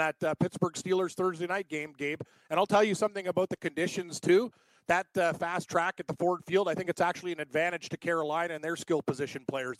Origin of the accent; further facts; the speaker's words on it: outside of Toronto, Ontario, Canada; Where am I from originally? Outside of Toronto.